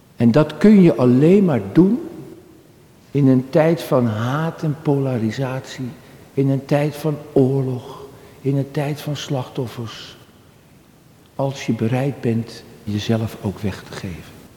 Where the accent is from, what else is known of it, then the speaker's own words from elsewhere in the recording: Halfweg, North Holland, Netherlands; Halfweg. De plek waar ik geboren ben, vlak bij Amsterdam.